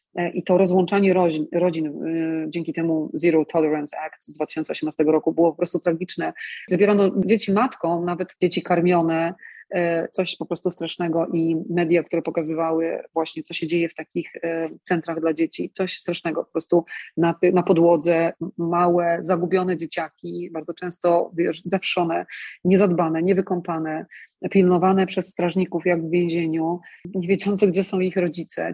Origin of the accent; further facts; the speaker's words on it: Poland; now in United States; ja jestem z Polski